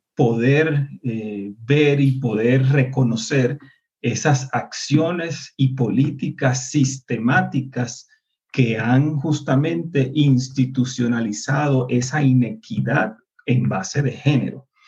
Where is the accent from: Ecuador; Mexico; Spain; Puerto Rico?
Puerto Rico; moved away; nosotros como puertorriqueños, y recuerden que la diáspora fuera de nuestro país